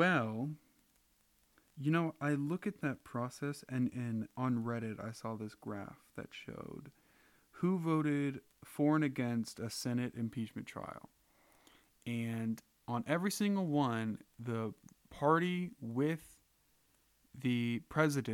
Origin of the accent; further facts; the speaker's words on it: United States; I drew the fucking lottery to be born in America